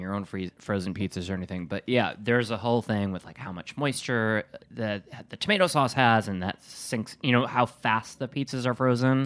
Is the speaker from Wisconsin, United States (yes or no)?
yes; Wisconsin, United States; from Wisconsin